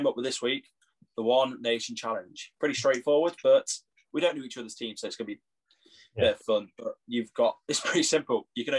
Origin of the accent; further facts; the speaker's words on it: England, United Kingdom; I'm English.